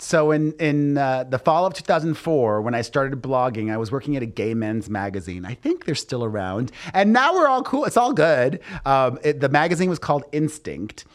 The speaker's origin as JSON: {"language": "English", "town": "Miami", "region": "Florida", "country": "United States", "tie": "born or raised there", "said": "growing up in Miami"}